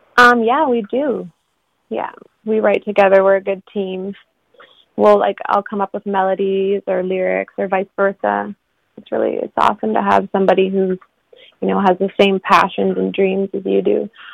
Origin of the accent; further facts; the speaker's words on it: Haida Gwaii, British Columbia, Canada; also born or lived in Vancouver; the other half of my life I grew up here with my mom